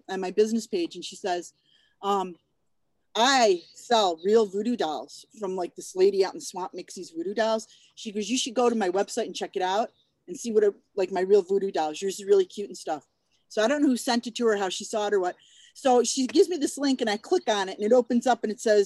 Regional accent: Buffalo, New York, United States; moved away as an adult; now in Des Moines, United States; I grew up in Buffalo.

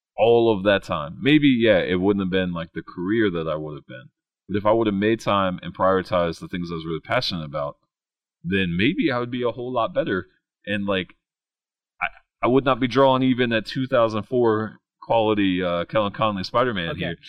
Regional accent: West Virginia, United States; I grew up in West Virginia, like went from K to 12 in West Virginia, then then did my undergrad and my master's degree there

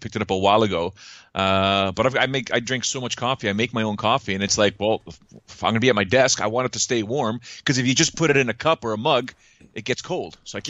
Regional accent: Toronto, Ontario, Canada; I'm from Toronto, so the blue and whites, those are special colors to us over here.

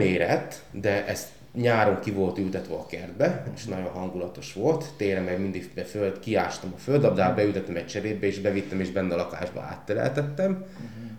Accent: Tornyospálca, Szabolcs-Szatmár-Bereg, Hungary; moved away as an adult; also born or lived in Pécs / Gödöllő; én a gyümölcskertészetben nőttem fel otthon Szabolcsba

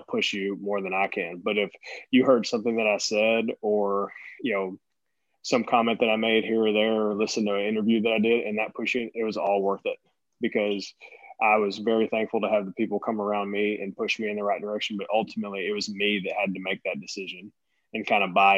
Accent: East Tennessee, United States; also born or lived in Boston, Massachusetts; I was born in Boston, Massachusetts, and grew up in East Tennessee.

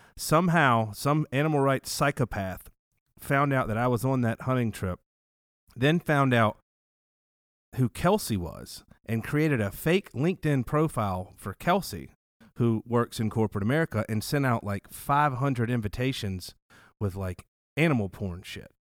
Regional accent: the South, United States; I'm from the South, very conservative

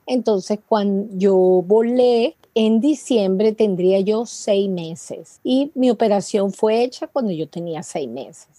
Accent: Venezuela; moved away as an adult; now in United States; soy venezolana

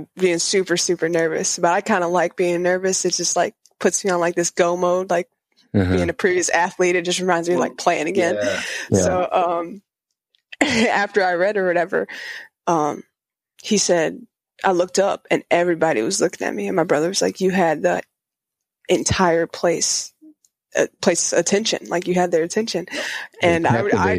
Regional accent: Spring Lake, Michigan, United States; I'm from Michigan, Spring Lake area, which is Grand Rapids

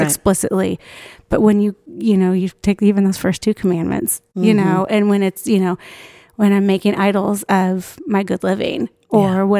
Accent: Midwest, United States; we grew up in the Midwest

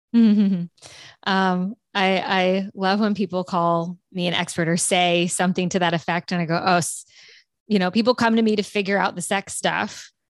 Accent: South Louisiana, United States; I'm from South Louisiana

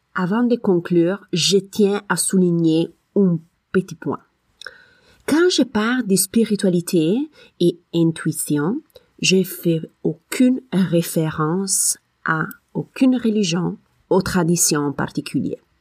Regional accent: Italy; French is a second language; moved away; je suis italienne

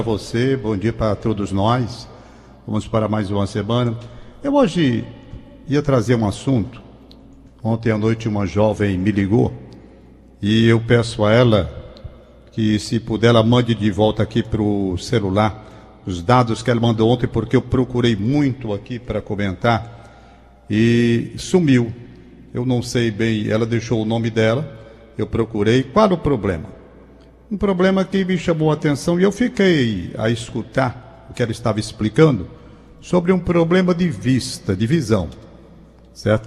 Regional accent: Brazil; como brasileiro

